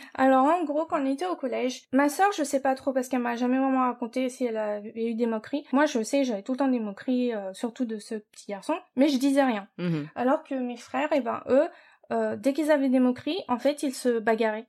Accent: Paris, Île-de-France, France; moved away as an adult; now in United States; je suis française. Euh, je suis née à Paris, de parents d'origine asiatique

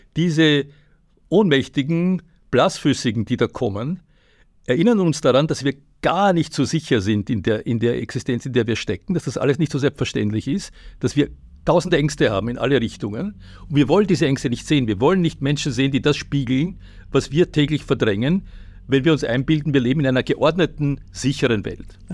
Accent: Austria; als Österreicher

